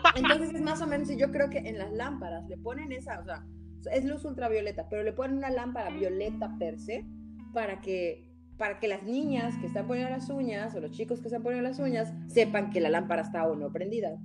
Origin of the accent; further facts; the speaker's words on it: Yucatán, Mexico; soy yucateca